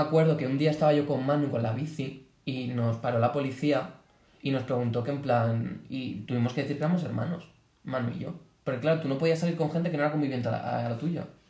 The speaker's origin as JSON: {"language": "Spanish", "town": "Boadilla del Monte", "region": "Community of Madrid", "country": "Spain", "said": "Yo vivo a las afueras de Boadilla"}